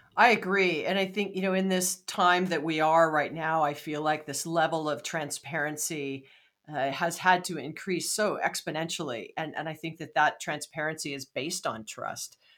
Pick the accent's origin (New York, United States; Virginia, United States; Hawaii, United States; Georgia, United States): Hawaii, United States; moved away; I'm from Hawaii